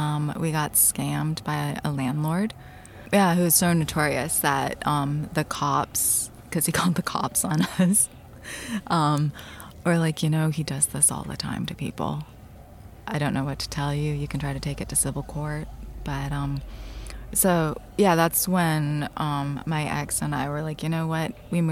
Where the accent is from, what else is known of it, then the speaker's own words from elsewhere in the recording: Japan; And the owners were like, where are you from? And I was like, well, I'm Japanese.